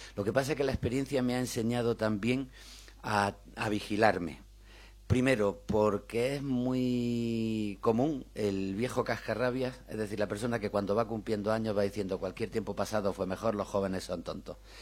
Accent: Granada, Andalusia, Spain; Yo soy de Granada, como Miguel

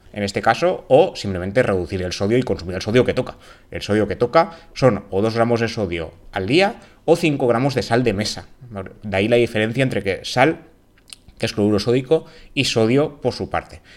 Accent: Valencian Community, Spain; mi tierra, en la comunidad valenciana, lo que sabemos decir es cuan más sucre, más dulce

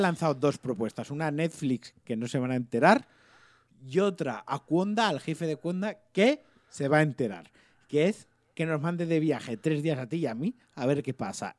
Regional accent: Valencian Community, Spain; yo soy muy valenciano

